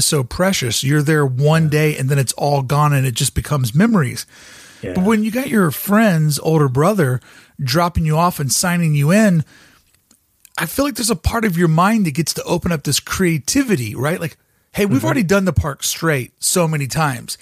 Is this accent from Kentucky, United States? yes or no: yes; Kentucky, United States; moved away as an adult; now in Long Beach, United States; where I grew up in Kentucky